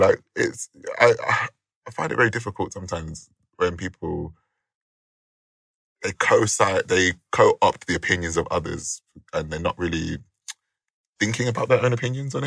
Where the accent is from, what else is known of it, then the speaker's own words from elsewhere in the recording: United Kingdom; we're British